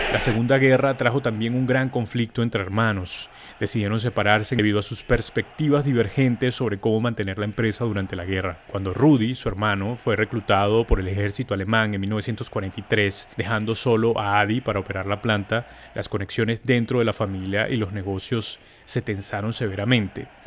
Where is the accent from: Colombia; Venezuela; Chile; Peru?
Venezuela; moved away; estoy en mi tierra además, en Venezuela